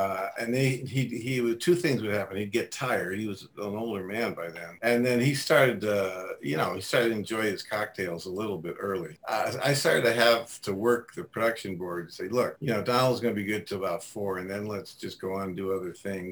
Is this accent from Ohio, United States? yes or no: yes; Cleveland, Ohio, United States; I'm from Cleveland